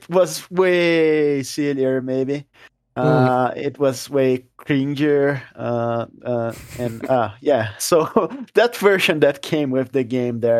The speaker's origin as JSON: {"language": "English", "country": "Brazil", "first_language": "Portuguese", "second_language": "English", "said": "we are from Brazil and our native language is Portuguese"}